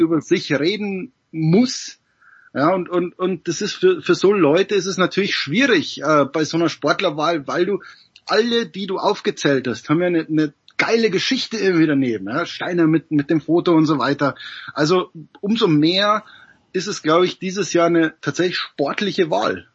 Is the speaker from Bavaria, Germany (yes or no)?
yes; Regensburg, Bavaria, Germany; ich komme aus der Stadt mit dem größten Baseballstadion in Deutschland. Mhm. Um, ähm, in Regensburg